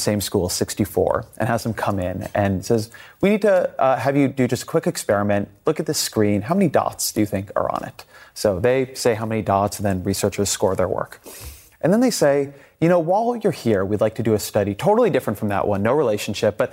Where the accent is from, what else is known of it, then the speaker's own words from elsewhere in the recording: outside of Los Angeles, California, United States; I grew up outside of Los Angeles